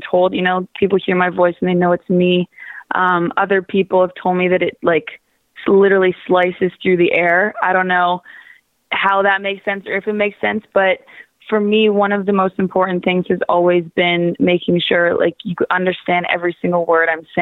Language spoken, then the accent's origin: English; Waterloo, Ontario, Canada; now in Toronto, Canada; I'm originally from Waterloo, which is about an hour west of Toronto.